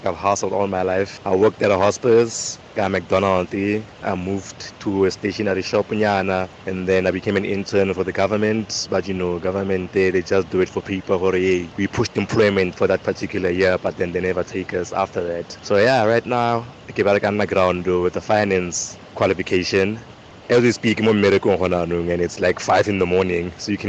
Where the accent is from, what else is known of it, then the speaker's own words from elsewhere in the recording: Rustenburg, North West, South Africa; from Rustenburg here. What's on my mind is, guys, you know, South Africa, né?